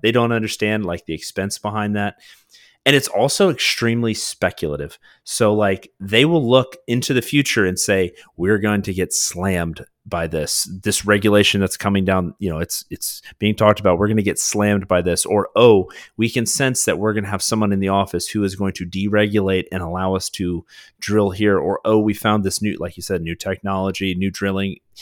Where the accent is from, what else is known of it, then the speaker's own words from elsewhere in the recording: United States; as an American people